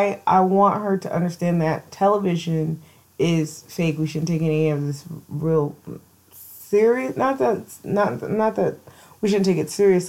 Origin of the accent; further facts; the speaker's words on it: United States; I grew up in America, a nice, safe country for me, where I grew up.